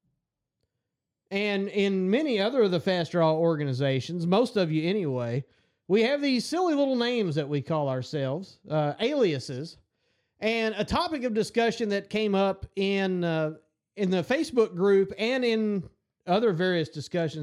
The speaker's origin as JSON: {"language": "English", "town": "Cromwell", "region": "Kentucky", "country": "United States", "tie": "born or raised there", "said": "I grew up in a little town called Cromwell, Kentucky"}